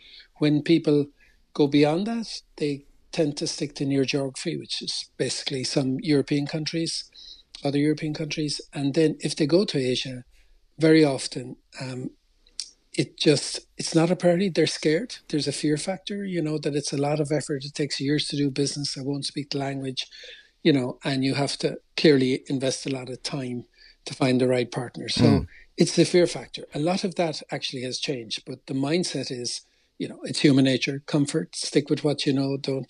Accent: Cork, Munster, Ireland; also born or lived in Tokyo, Japan; I'm from Bishopstown. I did a lot of work in Asia, ended up living in Tokyo and working in Tokyo 5 years. Actually married a Japanese lady, bilingual at home here with the kids.

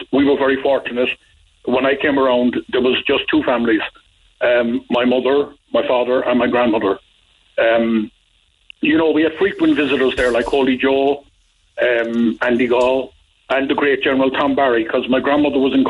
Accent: Cork, Munster, Ireland; I was born in Queen's Place

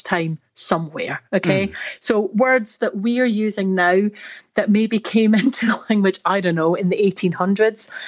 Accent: Scotland, United Kingdom; accent: Scottish; You probably can tell from my accent, I'm Scottish.

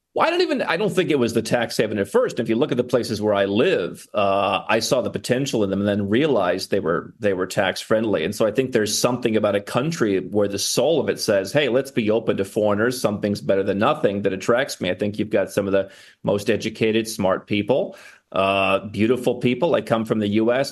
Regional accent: United States; moved away as an adult; I was born in the United States

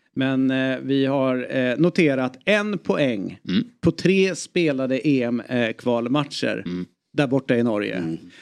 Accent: Stockholm, Stockholm County, Sweden; som stockholmare

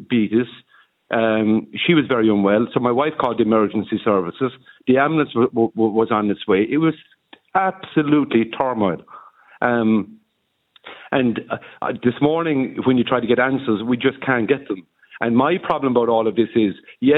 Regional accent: Ireland; We're Irish

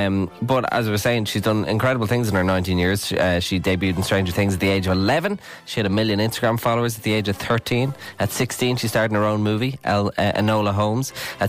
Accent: Ireland; Aren't we so lucky as Irish people?

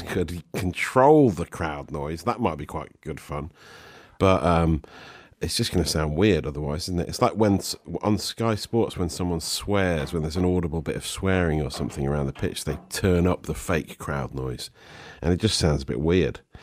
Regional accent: Nottingham, East Midlands, United Kingdom; growing up in Nottingham in the in the nineties

